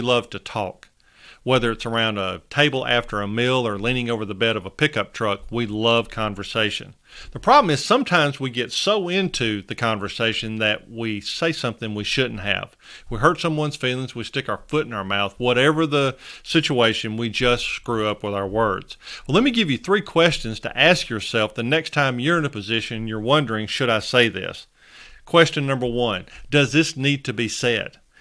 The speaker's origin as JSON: {"language": "English", "region": "Northern Alabama", "country": "United States", "tie": "born or raised there", "accent": "Southern", "said": "I was born and raised in Northern Alabama"}